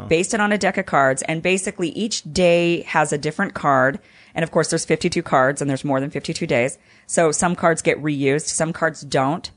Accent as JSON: {"language": "English", "region": "Idaho", "country": "United States", "moved": "yes", "lives_now": "Los Angeles, United States", "said": "I'm from Idaho"}